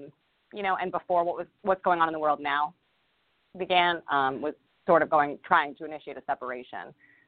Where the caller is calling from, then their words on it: Rhode Island, United States; I'm calling from Rhode Island.